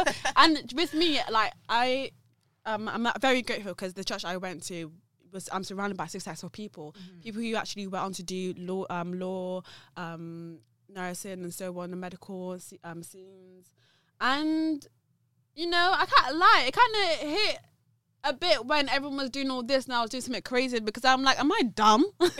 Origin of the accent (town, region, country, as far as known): Nigeria